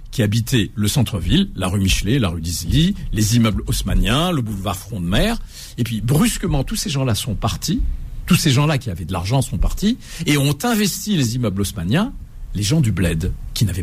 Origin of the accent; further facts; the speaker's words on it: Algiers, Algiers Province, Algeria; Oui, c'est ma ville, c'est ma ville. Je la connais, euh, je la connais comme ma poche. Euh, je connais son histoire, je connais tous ses quartiers, de la Casbah à Usende, de Usende au Telemli, à Kouba